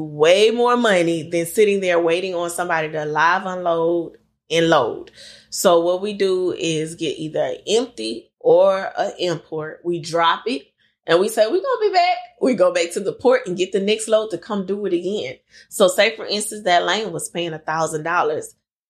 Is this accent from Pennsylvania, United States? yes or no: no; Lake Charles, Louisiana, United States; And then my consistent run is to my hometown, Lake Charles, Louisiana.